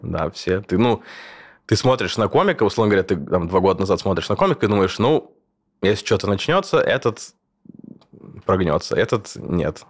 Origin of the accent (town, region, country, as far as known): Kursk, Kursk Oblast, Russia; born or raised there; moved away as an adult; also born or lived in Moscow, Russia; now in Berlin, Germany